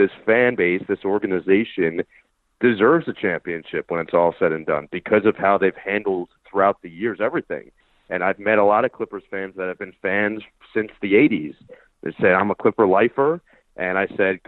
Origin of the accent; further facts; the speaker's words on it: United States; moved away as an adult; now in Los Angeles, United States; growing up around the Nets